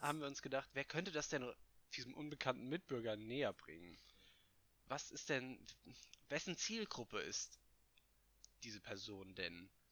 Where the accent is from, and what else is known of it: Hesse, Germany